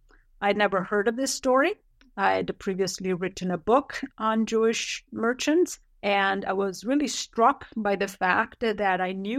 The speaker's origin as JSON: {"language": "English", "country": "Italy", "tie": "born or raised there", "second_language": "English", "moved": "as an adult", "lives_now": "United States", "said": "I was born and educated in Italy through my undergraduate degree. I later came to the United States for my doctoral degree in history at Brown."}